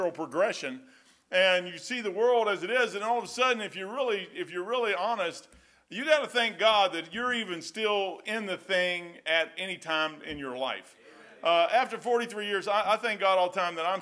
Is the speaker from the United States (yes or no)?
yes; Kentucky, United States; I'm dumb hillbilly from Kentucky.